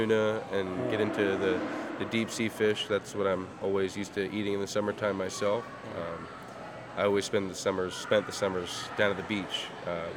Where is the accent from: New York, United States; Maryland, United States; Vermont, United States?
Maryland, United States; Bel Air; also born or lived in Baltimore, Maryland / Cockeysville, Maryland; I grew up in Bel Air, and then I moved into Baltimore in ninth grade